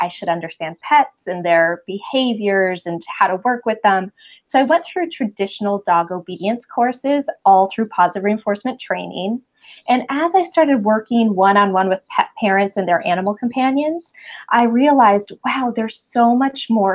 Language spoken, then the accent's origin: English; Brazil; moved away as an adult; also born or lived in New York City, United States; now in California, United States; before that, I grew up in Brazil